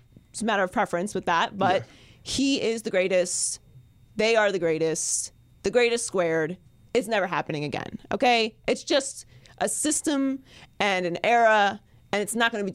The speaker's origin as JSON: {"language": "English", "town": "Pittsburgh", "region": "Pennsylvania", "country": "United States", "said": "I'm from Pittsburgh"}